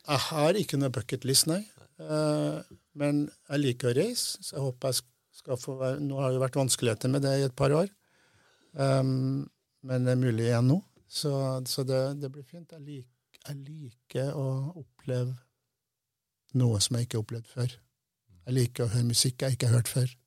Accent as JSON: {"language": "Norwegian", "town": "Namsos", "region": "Trøndelag", "country": "Norway", "tie": "born or raised there", "first_language": "Norwegian", "moved": "as an adult", "said": "Jeg vokste opp i Namsos. Så flytta jeg herfra da jeg var 20."}